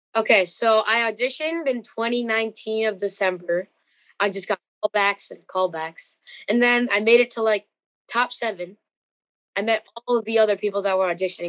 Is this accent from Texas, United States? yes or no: no; New Jersey, United States; I'm from New Jersey.